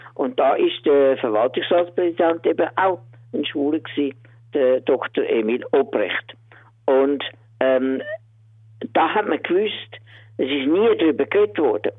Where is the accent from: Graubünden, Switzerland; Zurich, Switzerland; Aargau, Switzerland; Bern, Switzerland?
Zurich, Switzerland; Höngg; über das Limmertal hin, Wir sind in Höhen aufgewachsen